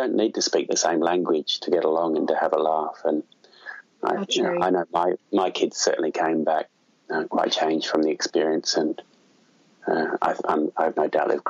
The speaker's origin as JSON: {"language": "English", "town": "Brighton", "region": "South East England", "country": "United Kingdom", "tie": "born or raised there", "said": "Born and bred in Brighton, in the Rotary Club of Brighton."}